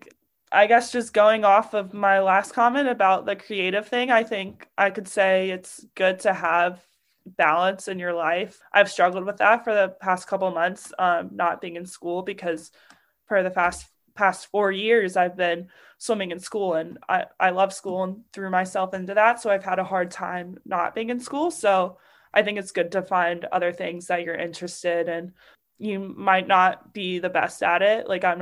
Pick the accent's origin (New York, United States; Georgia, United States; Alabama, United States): Alabama, United States; Football. I'm from Alabama. Come on.